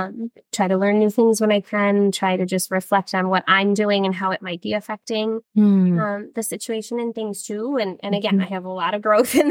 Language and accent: English; Illinois, United States; moved away as an adult; now in Minnesota, United States; what brought me to Minnesota, because I grew up in Illinois